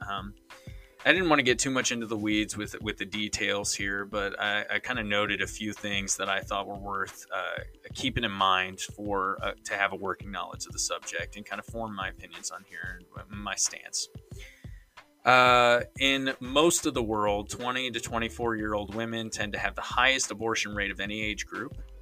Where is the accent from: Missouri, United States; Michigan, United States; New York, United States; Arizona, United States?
Missouri, United States; I'm from Missouri